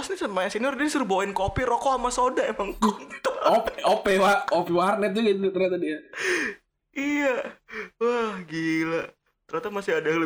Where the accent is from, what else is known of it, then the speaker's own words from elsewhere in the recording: Bekasi, West Java, Indonesia; lagian kita sebagai orang Bekasi atau kalau kecil juga kita nggak mau dipanggil Pele ya